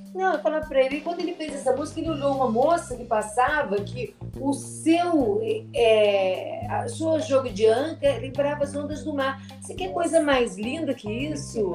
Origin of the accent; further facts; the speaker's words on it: Mato Grosso do Sul, Brazil; Eu sou de Mato Grosso do Sul